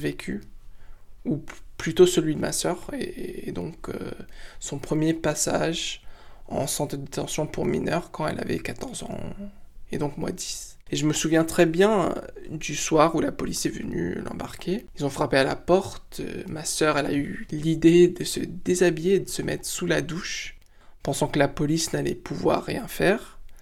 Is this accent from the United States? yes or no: yes; United States; moved away as an adult; now in France; Je suis franco-marocain, mais j'ai grandi aux États-Unis jusqu'à l'âge de 19 ans